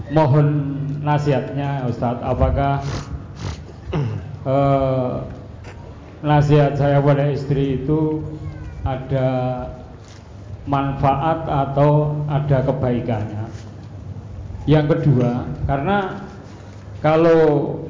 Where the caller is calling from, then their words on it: Purwodadi, Central Java, Indonesia; Kami dari Purwodadi berhubungan